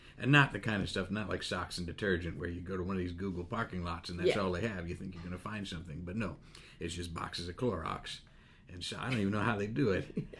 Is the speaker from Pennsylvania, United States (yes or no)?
yes; Pennsylvania, United States; I grew up in Pennsylvania.